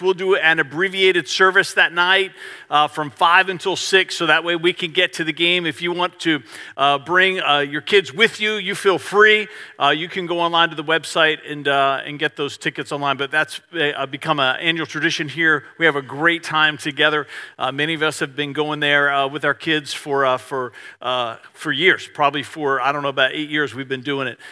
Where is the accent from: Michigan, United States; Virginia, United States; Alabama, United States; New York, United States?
Virginia, United States; Richmond; I grew up in Richmond